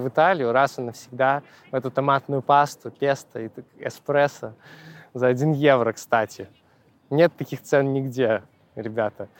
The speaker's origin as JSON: {"language": "Russian", "country": "Belarus", "moved": "yes", "said": "я из Беларуси"}